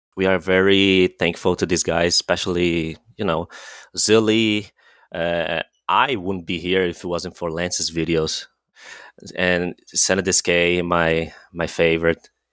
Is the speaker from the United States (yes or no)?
no; Brazil; we're both from Brazil